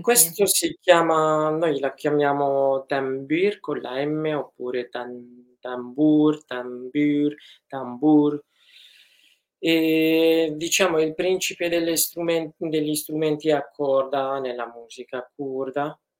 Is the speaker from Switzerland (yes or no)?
no; Afrin, Aleppo Governorate, Syria; now in Italy; sono nato ad Aleppo e cresciuto ad Afrin